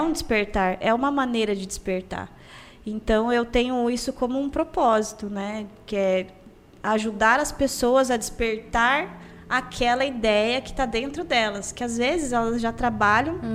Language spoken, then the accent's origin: Portuguese; Campo Grande, Mato Grosso do Sul, Brazil; eu nasci em Campo Grande, eu morei no bairro universitário e hoje eu moro na Vila Ieda